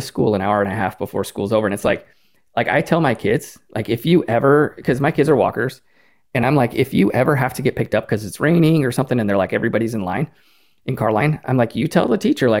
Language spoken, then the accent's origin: English; Killeen, Texas, United States; growing up in Killeen, if you made six figures, that was like a big deal.